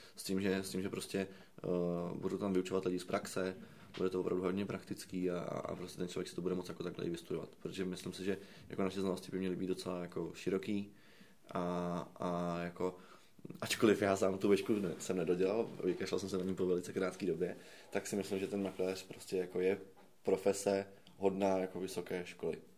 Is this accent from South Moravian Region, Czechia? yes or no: no; Prague, Czechia; já jsem z Radotína